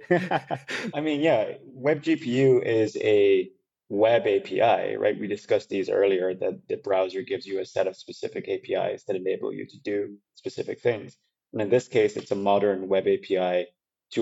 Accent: Ireland; an Irish guy

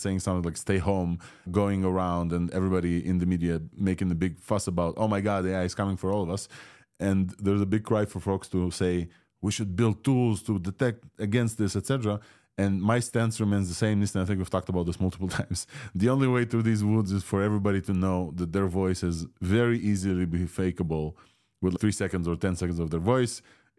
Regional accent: Ukraine; first language Russian; English is a second language; And I asked it to dub me in Russian, a language that I do speak, and my mother tongue from Ukraine.

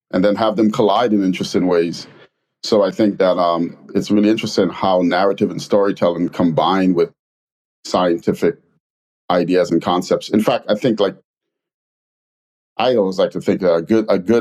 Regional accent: New York City, New York, United States; moved away; also born or lived in Trinidad and Tobago / London; coming from immigrating from Trinidad and Tobago, moving to the Bronx, growing up in the Bronx and living in a black part of London

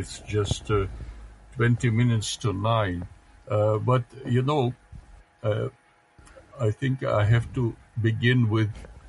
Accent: Russia; first language Russian; English is a second language; I'm more Russian than anything else, because my mother tongue is Russian

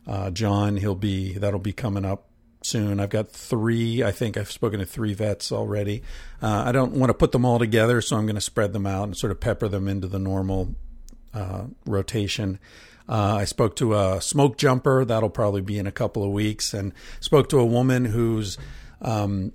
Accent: Pennsylvania, United States; when I grew up in Pennsylvania, there was a place called Hempfield Township

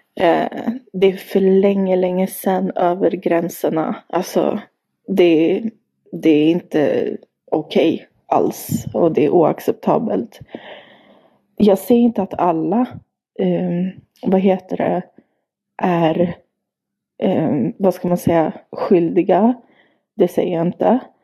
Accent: Sweden; jag har bott och växt upp här i Sverige, lärt mig svenska, gått i skola

